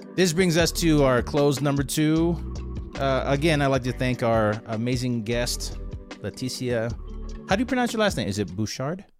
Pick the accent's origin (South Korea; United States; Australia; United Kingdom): South Korea; English is a second language; moved away; I was born in a little island called South Korea.